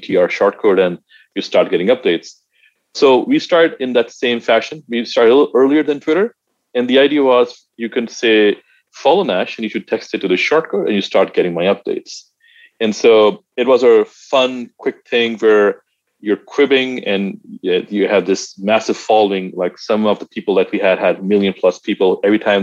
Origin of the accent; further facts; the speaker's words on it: Pakistan; I'm originally from Pakistan.